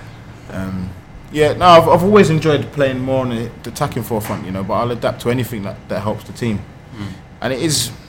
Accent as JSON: {"language": "English", "region": "London", "country": "United Kingdom", "tie": "born or raised there", "said": "being at my hometown club. I've sat in those stands before, walked these roads"}